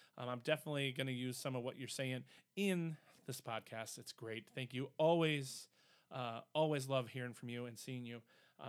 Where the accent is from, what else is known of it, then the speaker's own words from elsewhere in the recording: Wisconsin, United States; Well, we are from Wisconsin